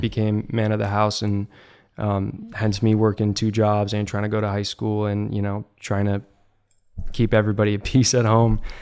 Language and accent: English; Virginia, United States; I grew up in Virginia, and one of the places we lived nearby was Quantico, the Marine Base.